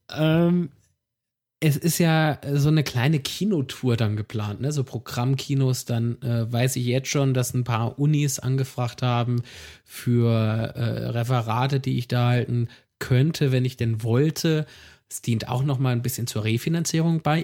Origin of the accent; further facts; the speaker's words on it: Rhineland-Palatinate, Germany; ich bin Pfälzer